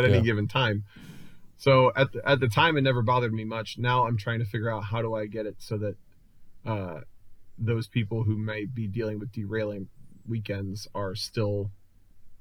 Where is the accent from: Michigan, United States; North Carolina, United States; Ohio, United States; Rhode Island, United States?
Ohio, United States; Cincinnati; the region that I grew up in Cincinnati